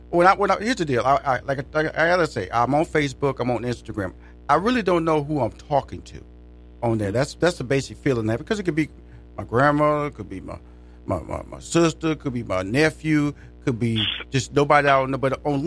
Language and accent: English; Houston, Texas, United States; now in Atlanta, United States; I'm from Houston and also live in Atlanta, where the headquarters of the Steve Harvey Radio Network was based in Atlanta.